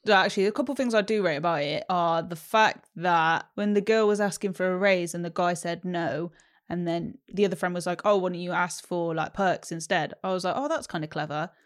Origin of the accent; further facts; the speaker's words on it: London, United Kingdom; Oh, London.